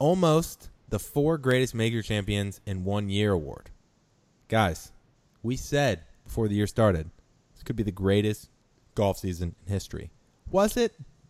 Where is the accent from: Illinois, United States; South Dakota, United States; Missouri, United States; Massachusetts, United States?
Missouri, United States; St. Louis; my hometown of St. Louis